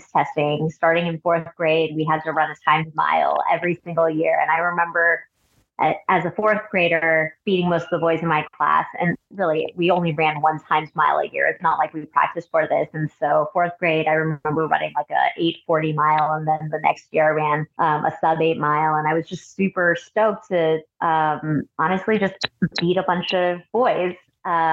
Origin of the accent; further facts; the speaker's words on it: Cupertino, California, United States; also born or lived in San Francisco / Boston / Alameda; I was born in San Francisco, raised along the peninsula, mostly in Cupertino